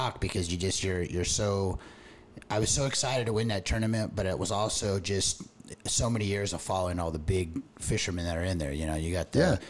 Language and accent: English; Tustin, California, United States; I grew up in Tustin, California, kind of Orange County boy